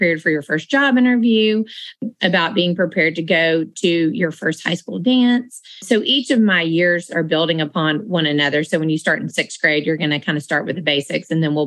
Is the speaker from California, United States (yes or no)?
no; Marietta, Georgia, United States; the Social Class started when I was growing up in Marietta